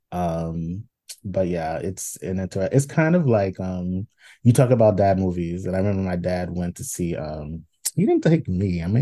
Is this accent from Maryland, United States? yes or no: no; New York, United States; like so... as the New Yorker, like I don't